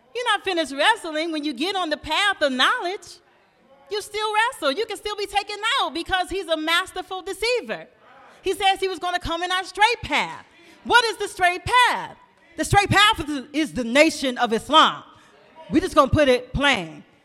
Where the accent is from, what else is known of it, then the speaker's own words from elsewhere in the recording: Flint, Michigan, United States; also born or lived in Peoria, Illinois; I come from Flint, Michigan